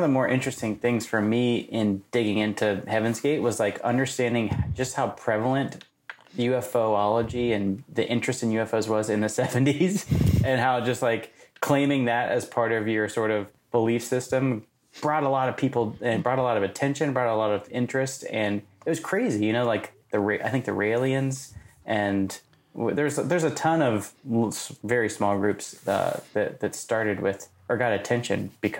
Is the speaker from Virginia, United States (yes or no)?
yes; Charlottesville, Virginia, United States; I grew up in Charlottesville, Virginia.